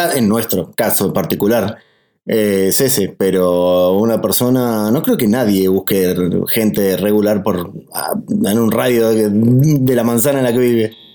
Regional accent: Argentina; nosotros somos de Argentina

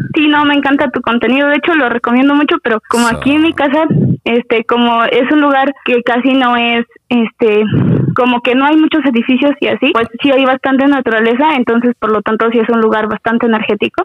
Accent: a town bordering Apan, Hidalgo, Mexico; la ciudad que colinda con mi pueblo

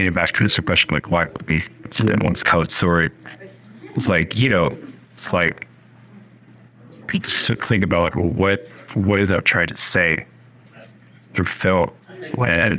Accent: Bethesda, Maryland, United States; also born or lived in Washington, D.C.; I was born in D.C. I grew up in Bethesda, Maryland, which is not in the city, but it's not just city, but still inside. My brother grew up in the same place, but both of us grew up there.

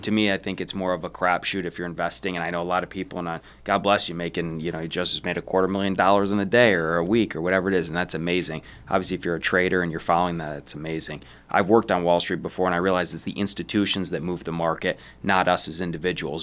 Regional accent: Detroit, Michigan, United States; I'm from Detroit

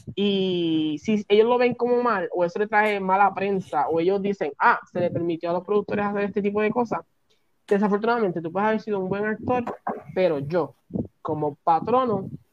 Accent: Puerto Rico; Yo que soy de Puerto Rico

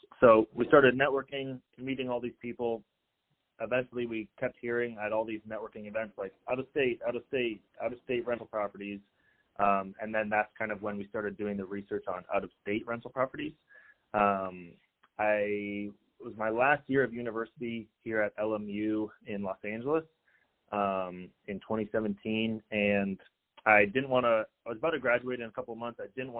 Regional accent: Canada; now in United States; we came from Canada in 2000. So my dad kind of had to hold a job in order for us to get citizenship here.

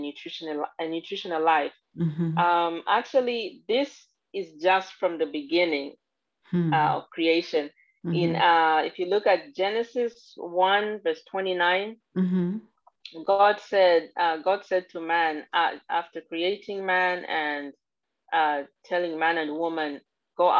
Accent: Zambia; now in United States; I'm actually originally from Zambia, Central Africa

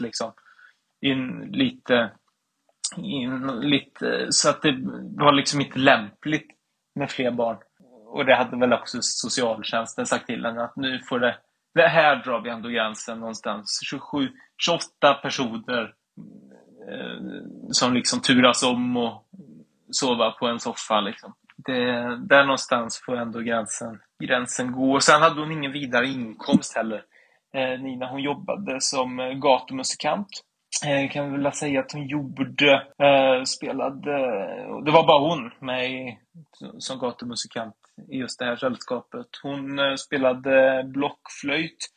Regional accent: Sweden; jag är från Svea rike

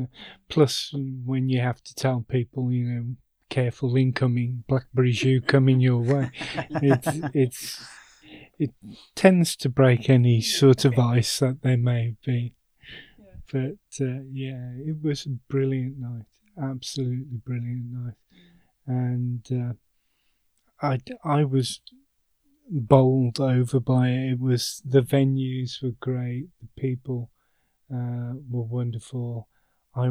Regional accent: Birmingham, West Midlands, United Kingdom; being a Brummie

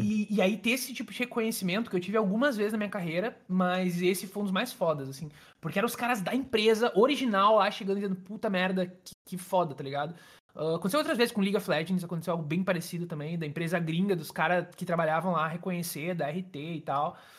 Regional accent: Rio Grande do Sul, Brazil; eu sou aqui do Rio Grande do Sul

